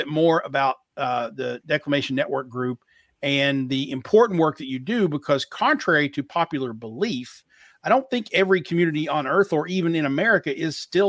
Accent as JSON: {"language": "English", "town": "Pikeville", "region": "Kentucky", "country": "United States", "said": "I'm from Pikeville, Kentucky, which is as far into Eastern Kentucky as you can get without hitting West Virginia or Virginia."}